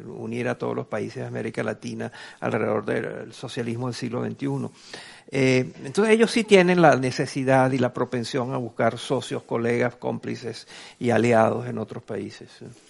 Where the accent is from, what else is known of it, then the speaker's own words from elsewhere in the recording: Venezuela; en mi país, en Venezuela